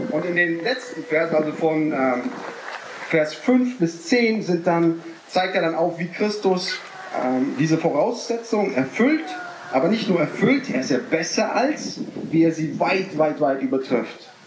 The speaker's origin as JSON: {"language": "German", "town": "Neuwied", "region": "Rhineland-Palatinate", "country": "Germany", "said": "ich komme aus Neuwied bei Koblenz am Rhein."}